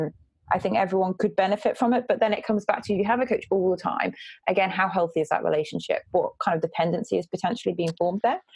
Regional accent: North East England, United Kingdom; moved away; also born or lived in Saudi Arabia; I'm actually from the northeast

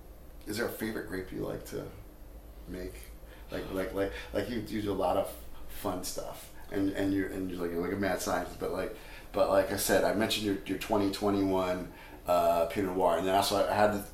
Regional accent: New Jersey, United States; Because I grew up in New Jersey, and it's pretty flat here.

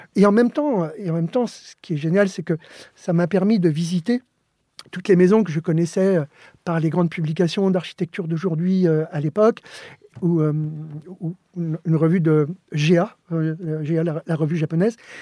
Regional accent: Joinville-le-Pont, Île-de-France, France; born or raised there; first language Spanish; French is a second language; also born or lived in Alicante, Spain

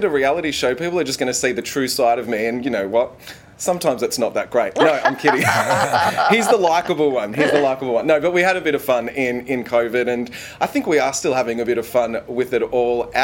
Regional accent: Melbourne, Victoria, Australia; my hometown

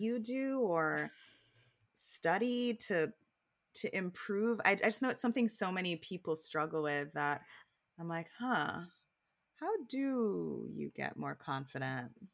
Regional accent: Jamaica; growing up in Jamaica

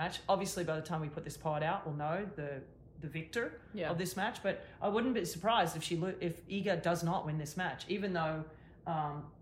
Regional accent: Australia; accent: Aussie; I'm just got my Aussie accent

